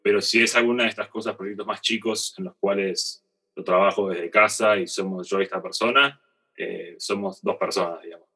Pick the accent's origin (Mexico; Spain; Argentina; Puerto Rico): Argentina; moved away as an adult; also born or lived in North America; irme de, Argentina, ¿no? Eh, el dejar la comodidad de estar en mi país, en mi familia, mis amigos